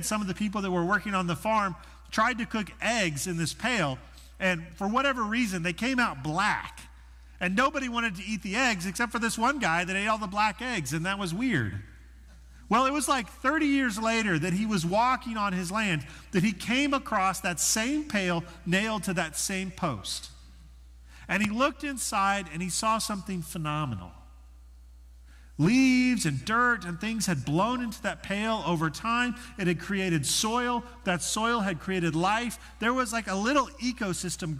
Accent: Denver, Colorado, United States; moved away as an adult; also born or lived in Arkansas; Arkansas was a very different culture than the one that I grew up in Denver

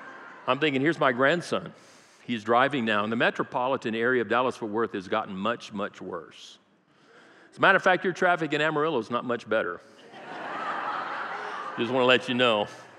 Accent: Brazil; I grew up in South America, Brazil. I speak fluent Portuguese.

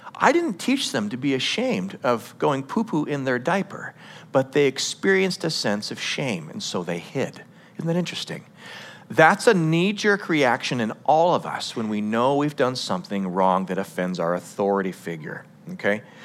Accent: United States; as an American culture

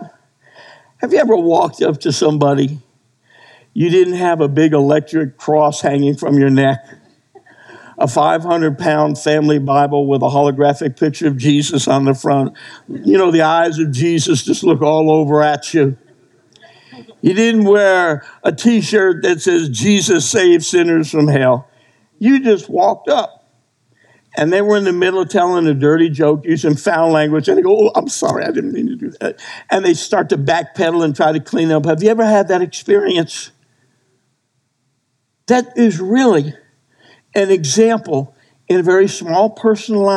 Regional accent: New Jersey, United States; moved away; I grew up in New Jersey.

